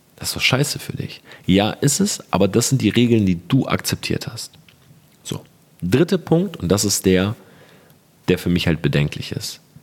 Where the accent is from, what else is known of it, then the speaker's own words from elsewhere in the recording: Germany; bei uns in Deutschland